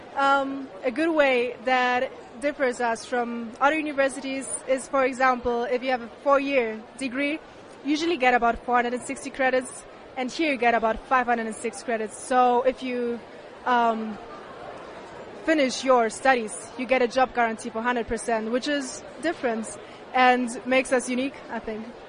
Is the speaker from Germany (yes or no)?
yes; Germany; I'm from Germany